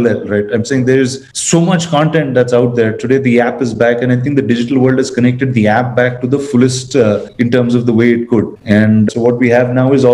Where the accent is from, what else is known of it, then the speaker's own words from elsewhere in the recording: India; being an Indian